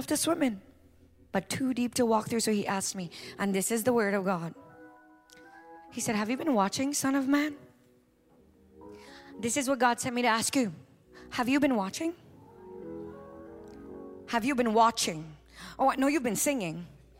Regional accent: New York, United States; I'm used to you. I'm from New York. I get it.

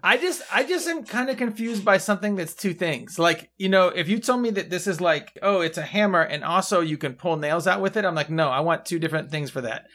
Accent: Mendocino County, California, United States; I'm from Mendocino County

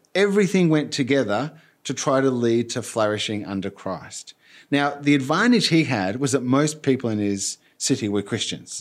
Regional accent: Argentina; moved away; I grew up in Argentina and worked there and as an adult as well

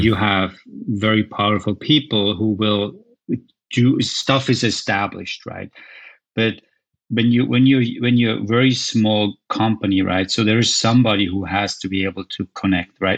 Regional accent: Switzerland; moved away as an adult; also born or lived in United States; where I grew up in Switzerland

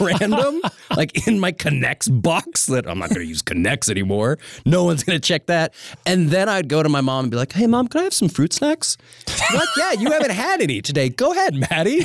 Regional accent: Missoula, Montana, United States; I'm from Missoula, and I moved into the house that my parents still live in, when I was two

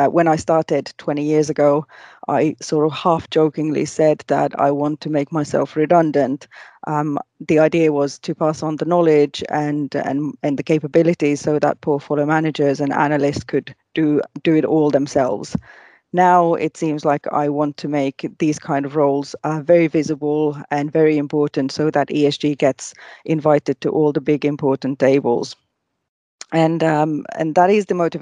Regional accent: Finland; also born or lived in Asia; I was born and bred in Finland

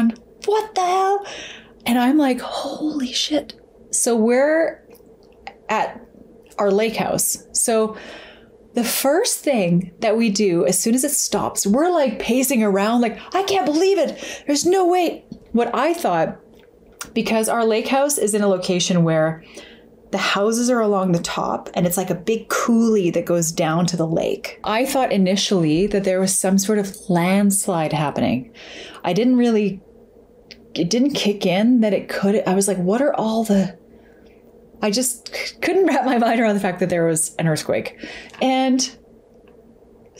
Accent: Alberta, Canada; growing up in Alberta and when I was a kid

